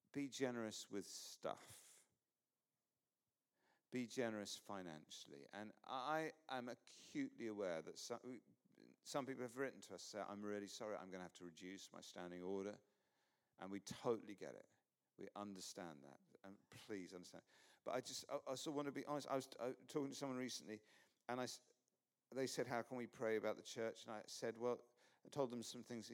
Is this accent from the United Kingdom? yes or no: yes; England, United Kingdom; I'm English